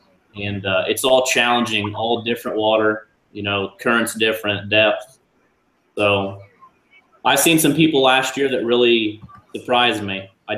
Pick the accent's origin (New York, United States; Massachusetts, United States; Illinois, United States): Illinois, United States; Warsaw; the Warsaw, Illinois tournament is my hometown